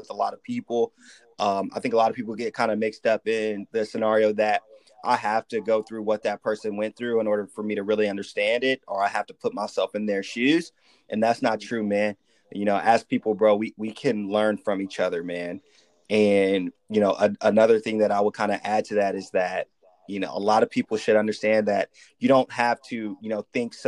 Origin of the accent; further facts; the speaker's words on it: Sacramento, California, United States; also born or lived in Richmond; I moved to Sacramento when I was really young. So I just tell people that I'm from Sacramento